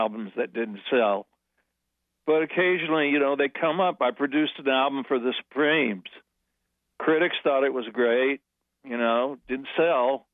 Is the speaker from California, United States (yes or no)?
yes; California, United States; moved away as an adult; also born or lived in New York; as a Californian, that I would move my family to New York